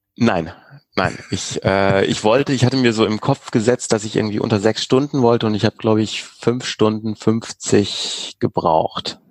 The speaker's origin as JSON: {"language": "German", "region": "Hamburg", "country": "Germany", "tie": "born or raised there", "said": "Also es ist ja auch so meine Heimatstadt, da irgendwie in der Alster zu schwimmen"}